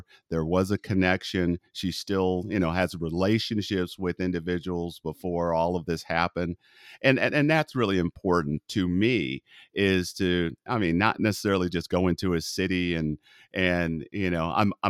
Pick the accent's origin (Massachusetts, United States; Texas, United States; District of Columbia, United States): Texas, United States; moved away; And imagine, I came from Texas to Northern California, the shock that I felt.